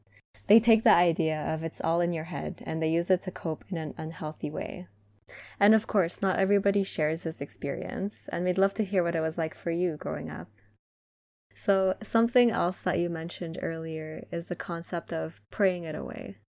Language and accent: English; Philippines; But I do understand that it's all related to our culture, as well as the life that our parents lived.